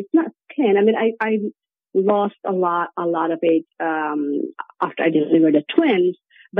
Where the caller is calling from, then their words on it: Norway; I am currently calling from Europe in Norway.